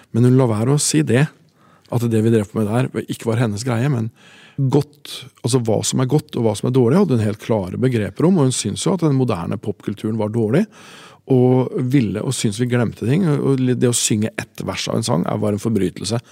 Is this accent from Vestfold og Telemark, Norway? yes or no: no; Tangen, Innlandet, Norway; born or raised there